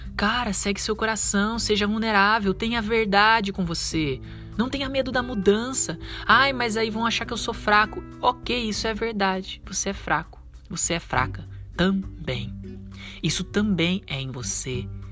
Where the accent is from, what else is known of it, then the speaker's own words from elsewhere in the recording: Brazil; a gente, como um bom brasileiro